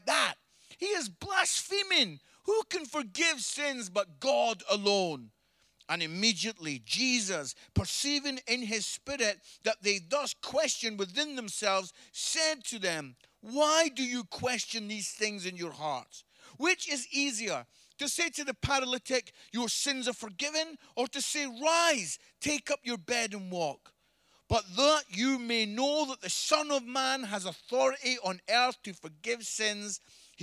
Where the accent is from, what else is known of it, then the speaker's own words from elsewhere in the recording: Scotland, United Kingdom; I'm Scottish